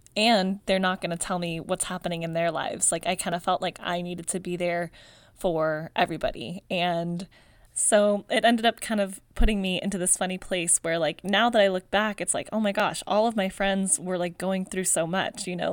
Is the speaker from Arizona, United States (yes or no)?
no; Palmdale, California, United States; I grew up in Palmdale, California